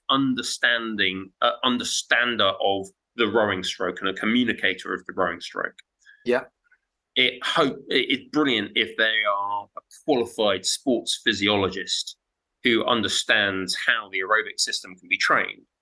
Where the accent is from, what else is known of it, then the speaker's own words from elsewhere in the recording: Zimbabwe; Because I'm I'm from Zimbabwe, okay?